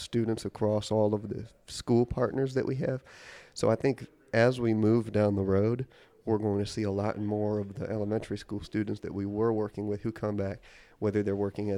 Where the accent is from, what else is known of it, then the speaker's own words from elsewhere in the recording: Milwaukee, Wisconsin, United States; moved away as an adult; now in Charleston, United States; my hometown in Milwaukee, Wisconsin